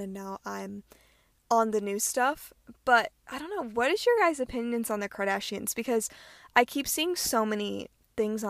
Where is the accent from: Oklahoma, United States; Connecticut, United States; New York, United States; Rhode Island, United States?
Rhode Island, United States; moved away as an adult; also born or lived in Hawaii; I am born and raised in Rhode Island, the smallest state in the United States.